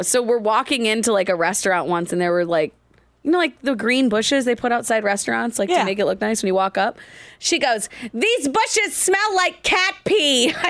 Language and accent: English; Indiana, United States; I grew up in Indiana